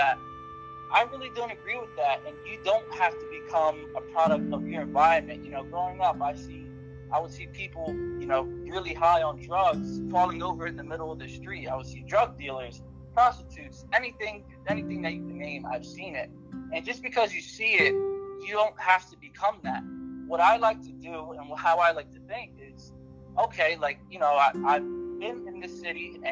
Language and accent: English; Camden, New Jersey, United States; also born or lived in Connecticut; So I was actually born in Connecticut, and I moved to Camden, New Jersey when I was about 6 months old